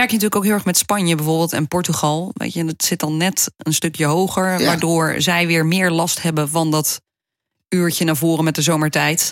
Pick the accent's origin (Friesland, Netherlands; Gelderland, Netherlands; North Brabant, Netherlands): Gelderland, Netherlands; Wageningen; Ik ben geboren in Wageningen